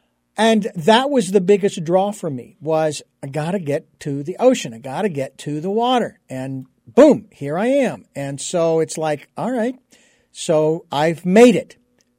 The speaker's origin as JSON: {"language": "English", "town": "Phoenix", "region": "Arizona", "country": "United States", "said": "I come from Phoenix, Arizona. I don't know where it ranks, but to move to a place with that kind of a label, a reputation, you know, that's saying something, you know."}